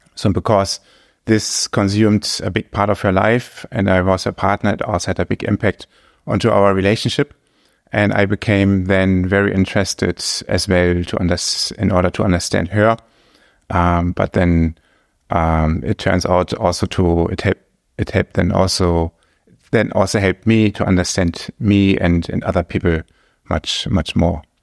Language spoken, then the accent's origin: English; Germany; English is a second language; moved away as an adult; now in Luxembourg; my home country, Germany